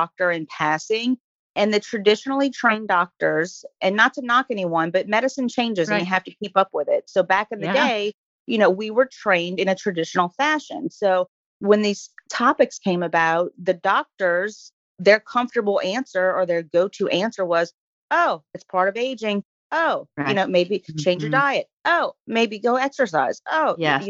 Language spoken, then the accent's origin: English; New Orleans, Louisiana, United States; I am from New Orleans, born and raised